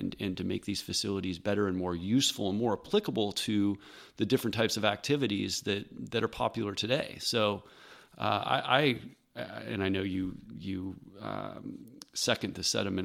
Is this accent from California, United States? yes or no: yes; Fair Oaks, California, United States; born and raised in Fair Oaks, I'm forty-seven years old, and, you know, spent my entire adult life here